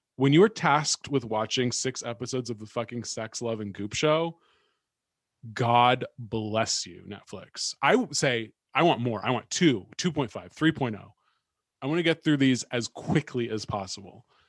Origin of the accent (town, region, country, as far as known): Bay Area, California, United States; born or raised there; moved away